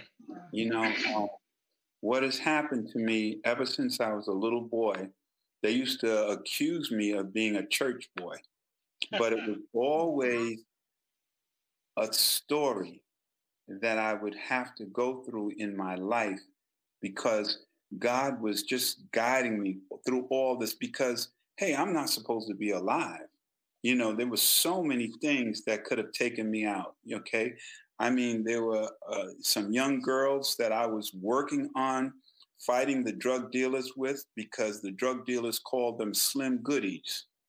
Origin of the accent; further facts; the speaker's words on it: South Carolina, United States; We came from South Carolina, and Mama knew what was going on in South Carolina.